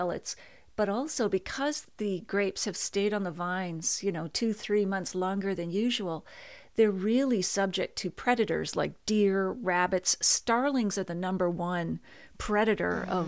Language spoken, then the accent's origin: English; Nova Scotia, Canada; moved away; I'm originally from Nova Scotia